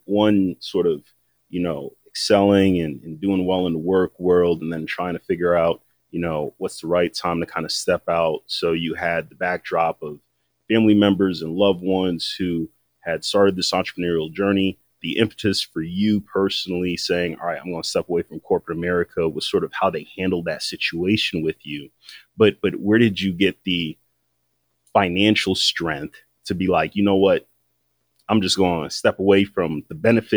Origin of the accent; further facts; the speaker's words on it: Waterbury, Connecticut, United States; That's my hometown